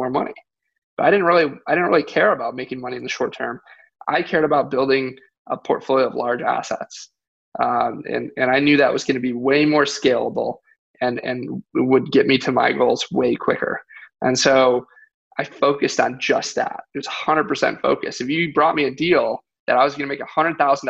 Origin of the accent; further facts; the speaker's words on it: Michigan, United States; moved away; I'm from Michigan